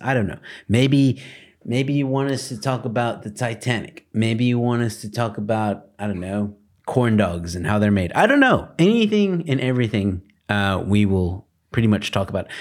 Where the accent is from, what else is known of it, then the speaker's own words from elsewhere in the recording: United States; now in South Africa; I'm American, for those of you who don't know. Um, living in South Africa